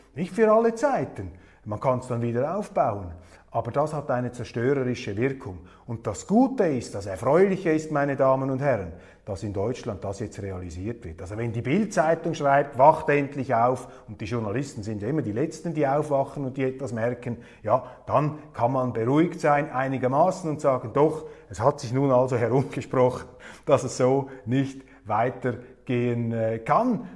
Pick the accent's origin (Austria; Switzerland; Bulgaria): Switzerland; ich sah mich als Schweizer genötigt